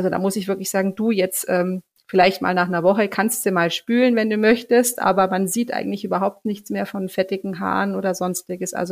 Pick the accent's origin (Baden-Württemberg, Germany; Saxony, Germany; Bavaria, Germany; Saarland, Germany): Bavaria, Germany; near Augsburg; Ich komme ähm, aus der Nähe von Augsburg, bin 40 Jahre alt, bin Mama von zwei Kindern, die zwölf und ähm, fast sechs Jahre alt sind. Und ähm, wir leben hier äh, in der Nähe von Augsburg